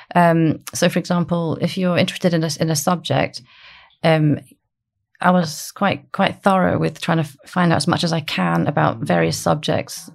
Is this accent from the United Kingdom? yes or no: yes; Aberdeen, Scotland, United Kingdom; also born or lived in Dundee; I'm from Aberdeen